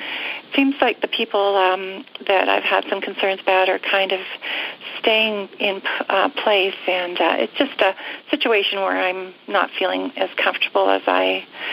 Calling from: Calgary, Alberta, Canada; I'm calling from Calgary, Canada.

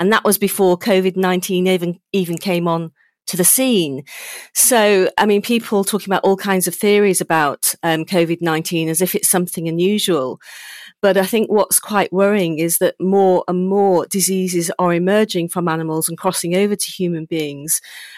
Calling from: Chepstow, Wales, United Kingdom; I'm from my home in Chepstow.

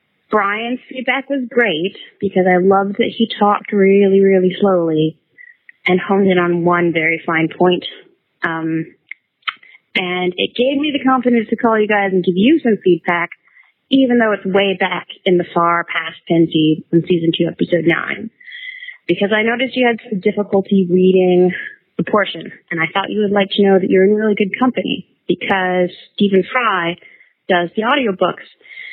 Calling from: New Zealand; I'm actually calling from New Zealand

